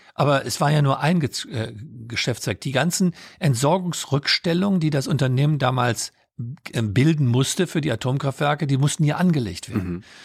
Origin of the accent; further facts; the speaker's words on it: Solingen, North Rhine-Westphalia, Germany; ich bin in Solingen aufgewachsen